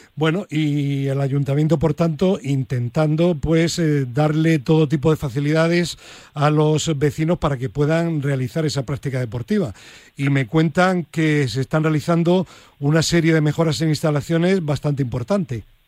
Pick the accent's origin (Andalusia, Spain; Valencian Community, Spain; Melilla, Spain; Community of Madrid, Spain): Andalusia, Spain; Granada; el periódico de mi tierra, El Ideal